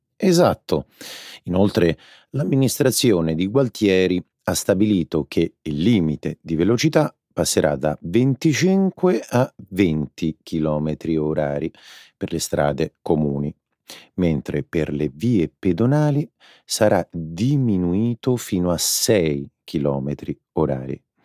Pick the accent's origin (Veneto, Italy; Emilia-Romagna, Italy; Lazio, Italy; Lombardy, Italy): Lazio, Italy; Rome; Io sono romano